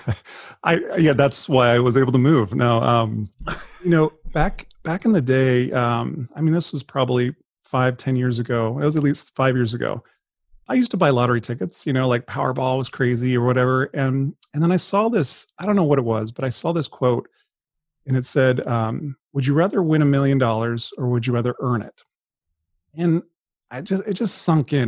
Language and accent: English; Colorado, United States; moved away as an adult; now in San Diego, United States; I grew up, I was born and raised in Colorado. First forty years of my life